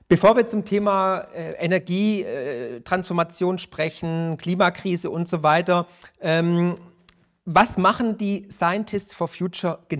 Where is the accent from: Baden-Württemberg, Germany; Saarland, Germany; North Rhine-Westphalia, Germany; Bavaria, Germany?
Baden-Württemberg, Germany; born there; Sie sind auch gebürtiger Schwabe wie ich